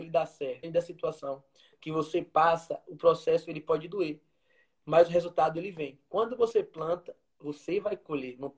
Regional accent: Feira de Santana, Bahia, Brazil; tenho 27 anos, eu sou de Feira de Santana

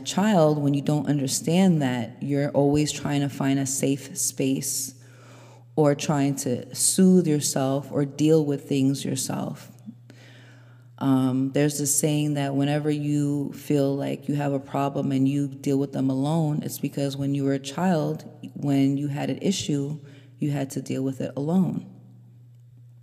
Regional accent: New York, United States; I grew up in New York and I was raised by immigrant parents, very strict mother, Haitian mother.

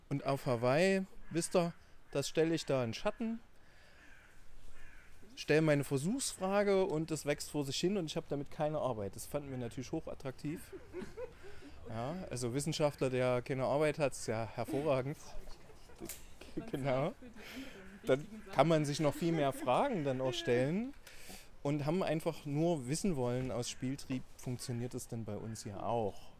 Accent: Dresden, Saxony, Germany; accent: Saxon; Äh, man merkt es ein bisschen nur am anderen Sächsisch. Äh, ich komme aus Dresden

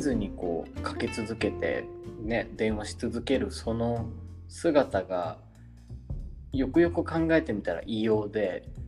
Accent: Japan; 自分たち日本人

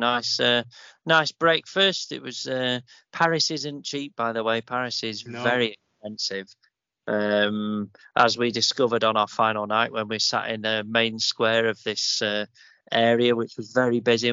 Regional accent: England, United Kingdom; I'm English

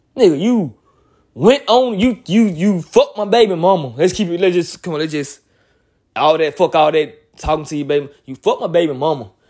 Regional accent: Montgomery, Alabama, United States; I'm a twenty-eight-year-old nigga from Montgomery, Alabama

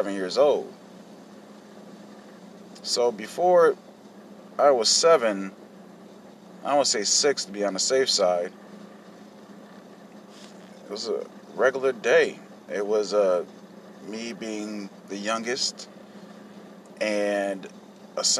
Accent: Hartford, Connecticut, United States; I was born in Hartford, Connecticut, back in 1983

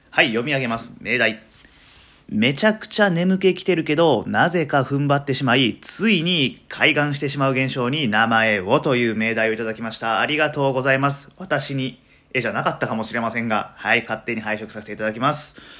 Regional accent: Matsuyama, Ehime, Japan; moved away as an adult; also born or lived in Niihama, Japan; now in Tokushima, Japan; 今徳島に住んでるんですけど出身は愛媛でしてで愛媛ってあの片道2時間半ぐらいかかるんですよね僕は松山市出身あ違う出身は新居浜市っていうとこなんですけどえー、3歳の時にね、えー、親の都合

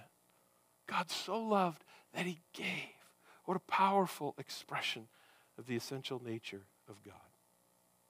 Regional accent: United States; we have here as Americans

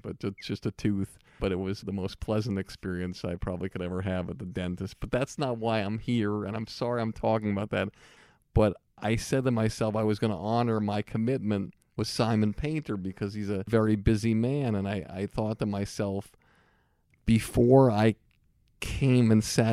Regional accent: Longmeadow, Massachusetts, United States; my hometown, Long Meadow

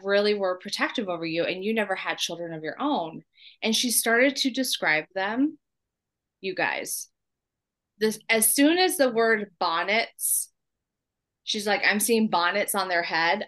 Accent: San Diego, California, United States; moved away; I was born in San Diego, San Diego, June 30th, 1981

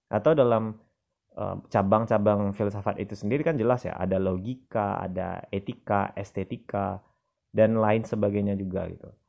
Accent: West Sumatra, Indonesia; filsafat alam Minangkabau nah, ini filsafat lokal dari daerah saya

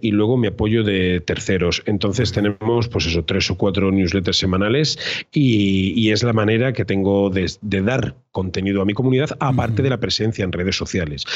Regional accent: Cuenca, Castilla-La Mancha, Spain; also born or lived in Madrid; now in Tenerife, Spain; yo soy de Cuenca y era maestro en Madrid y ahora soy fotógrafo y vivo en Tenerife

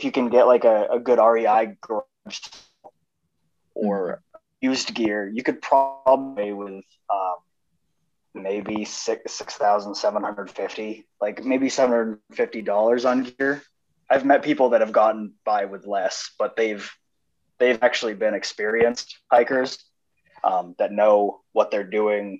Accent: New Hampshire, United States; I'm from New Hampshire

